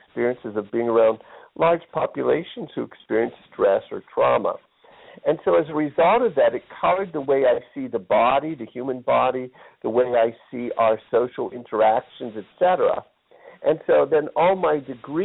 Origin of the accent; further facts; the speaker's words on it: Pittsburgh, Pennsylvania, United States; moved away; I grew up in Pittsburgh, Pennsylvania